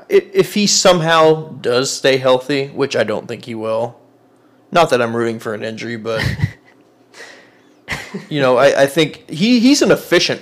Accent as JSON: {"language": "English", "town": "Edmond", "region": "Oklahoma", "country": "United States", "tie": "born or raised there", "said": "I grew up in Edmond."}